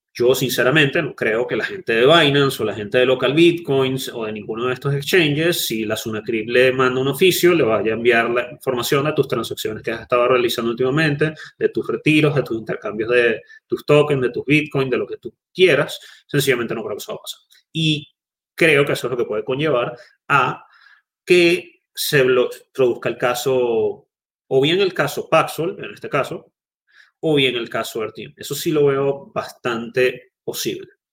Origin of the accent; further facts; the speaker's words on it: Venezuela; Los venezolanos no podemos utilizar BlockFi, tenemos que recurrir a otras cosas. Y uno como venezolano